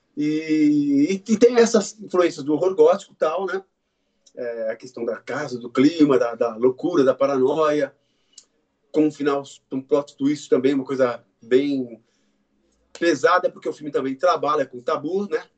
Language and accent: Portuguese; Brazil; Nós somos brasileiros